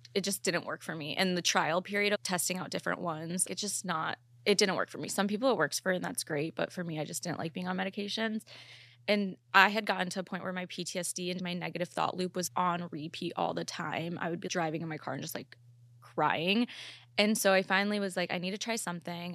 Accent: Chicago, Illinois, United States; moved away; also born or lived in Ohio / Columbus; I'm actually not from Ohio, though. I'm from Chicago, but I lived in Ohio for, like, eight years

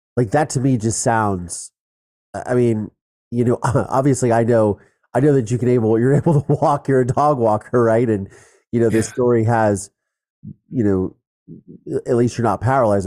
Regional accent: Ohio, United States; I grew up in Ohio. We shot guns

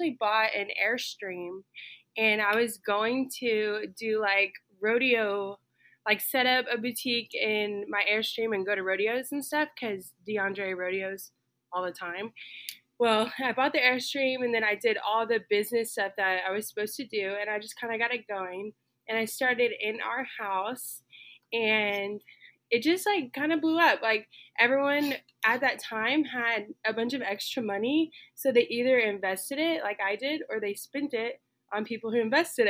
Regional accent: Stephenville, Texas, United States; I am from Stephenville, Texas, and I currently still live in Stephenville, Texas. I have lived here for my entire life

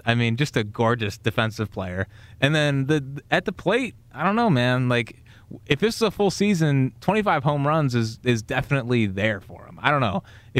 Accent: Westchester, New York, United States; I'm from Westchester.

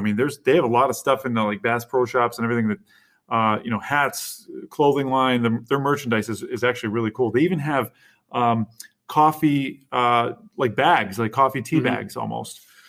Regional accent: central New York, United States; And being in upstate New York, central New York, we are really not anywhere near that kind of city realm. We are rural through and through.

